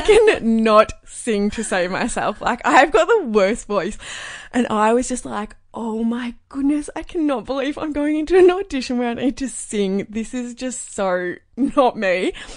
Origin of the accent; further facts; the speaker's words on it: Cape Paterson, Victoria, Australia; I grew up in Cape Patterson, which is a really tiny coastal town. It's down near Phillip Island